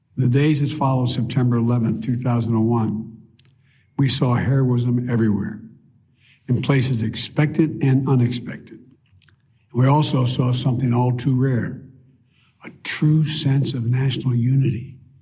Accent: Delaware, United States; my friend Davis, who I grew up with in Delaware

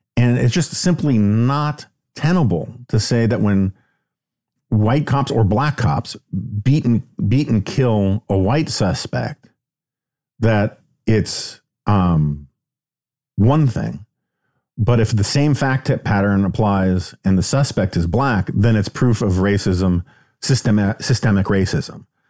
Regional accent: New York City, New York, United States; growing up in New York City

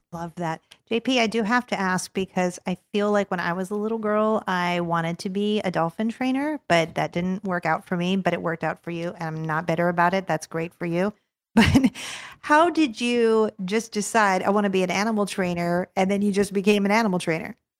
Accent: Los Angeles, California, United States; now in Orlando, United States; I grew up in Los Angeles.

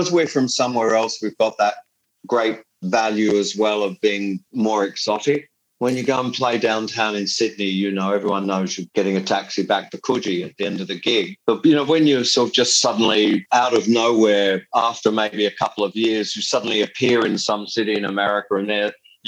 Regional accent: England, United Kingdom; now in Australia; I'm not an Australian citizen. And I have to admit to being an Englishman. I have an English passport, a British passport.

